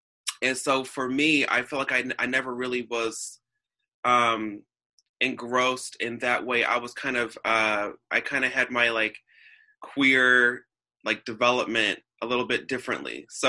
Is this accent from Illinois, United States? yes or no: yes; Alton, Illinois, United States; also born or lived in Florissant; So I grew up on the Illinois border in Alton, and I also grew up around the Florissant area.